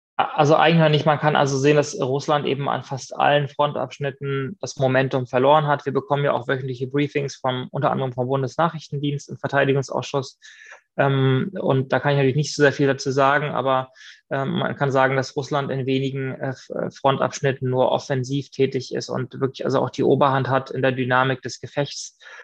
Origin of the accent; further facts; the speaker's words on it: Mecklenburg-Vorpommern, Germany; moved away as an adult; also born or lived in Tel Aviv / Vienna / Stockholm; wenn ich nach Mecklenburg-Vorpommern zurückgekommen bin in meine Heimat